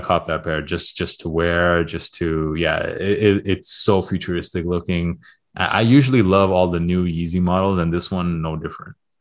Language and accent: English; Toronto, Ontario, Canada; moved away; I am from Toronto